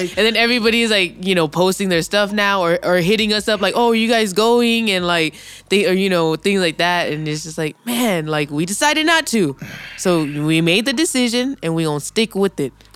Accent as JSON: {"language": "English", "region": "California", "country": "United States", "said": "being a Californian is, quote-unquote, worse than being a minority"}